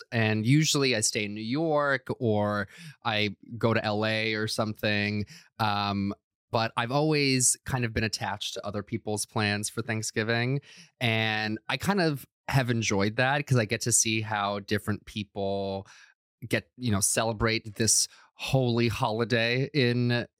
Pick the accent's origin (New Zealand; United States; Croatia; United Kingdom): Croatia; But I was born and raised in Croatia.